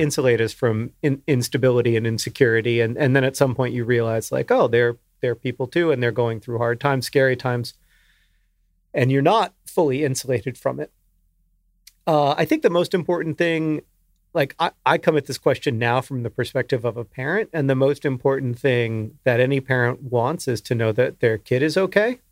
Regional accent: the South, Southern United States, United States; accent: Southern; my natural Southern accent

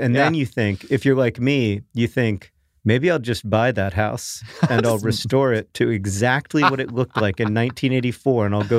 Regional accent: Orlando, Florida, United States; Like the house that Hank and I grew up in Orlando, it would be really cool for me to walk through it.

